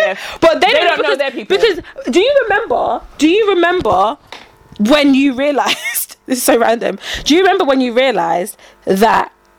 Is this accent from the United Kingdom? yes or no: yes; England, United Kingdom; if I now say I'm British, or I'm from England, I'm from UK.